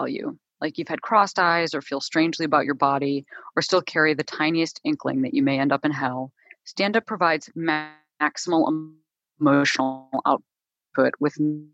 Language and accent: English; Chicago, Illinois, United States; I'm like from Chicago, I'm not from like an arts family